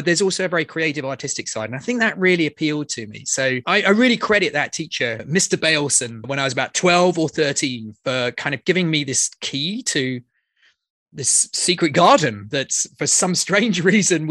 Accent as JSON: {"language": "English", "area": "near Oxford", "region": "South East England", "country": "United Kingdom", "tie": "born or raised there", "said": "I grew up just outside London, actually quite near Oxford"}